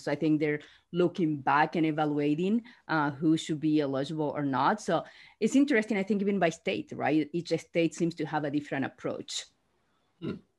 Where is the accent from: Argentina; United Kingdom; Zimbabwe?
Argentina; moved away; I'm from Argentina